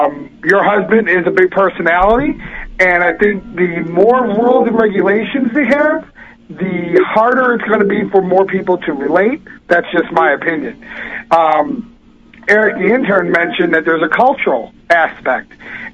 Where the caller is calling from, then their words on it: Illinois, United States; Hey, Pete … from Illinois.